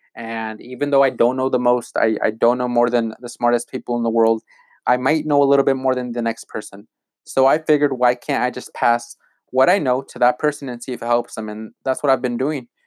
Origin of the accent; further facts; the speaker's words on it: Malott, Washington, United States; I grew up in Malotte, Washington, and no one knows where that is